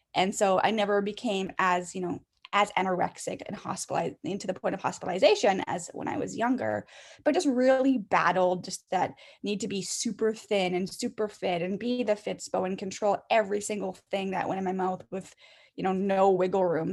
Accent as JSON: {"language": "English", "country": "Canada", "tie": "born or raised there", "said": "I'm Canadian, so I was in elementary school until grade seven, and then we went to high school in grade eight."}